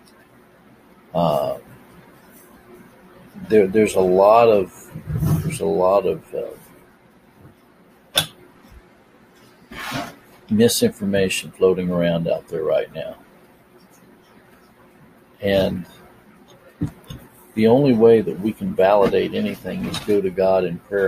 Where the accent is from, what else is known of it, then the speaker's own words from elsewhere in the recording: United States; I was born here in America